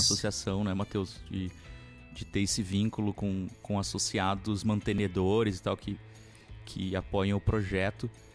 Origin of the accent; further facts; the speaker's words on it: Porto Alegre, Rio Grande do Sul, Brazil; eu sou de Porto Alegre